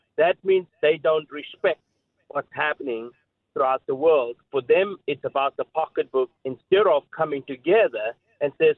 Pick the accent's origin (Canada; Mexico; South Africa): South Africa; moved away; I grew up in South Africa through the era of apartheid